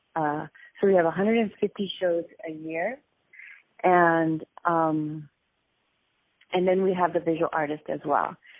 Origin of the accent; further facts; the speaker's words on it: Westchester, New York, United States; I am from New York City. Uh, I was brought up in Westchester